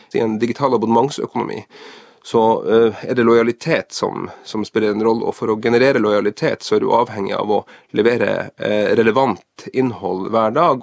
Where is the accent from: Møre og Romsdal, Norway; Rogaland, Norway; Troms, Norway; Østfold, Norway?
Troms, Norway; Tromsø; Sjøl er jeg jo fra Tromsø